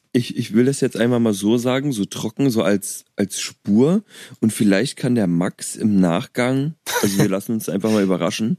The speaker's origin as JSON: {"language": "German", "region": "Berlin", "country": "Germany", "tie": "born or raised there", "moved": "yes"}